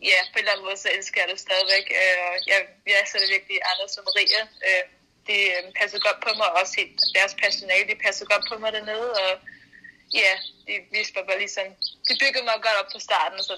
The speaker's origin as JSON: {"language": "Danish", "town": "Copenhagen", "region": "Capital Region of Denmark", "country": "Denmark", "tie": "born or raised there", "said": "Jeg, jeg voksede op i København. Jeg var en bypige"}